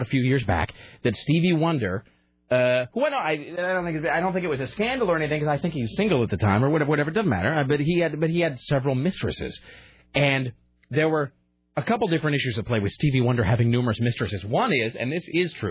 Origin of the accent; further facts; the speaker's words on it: Kennewick, Washington, United States; now in Portland, United States; I grew up in Kennewick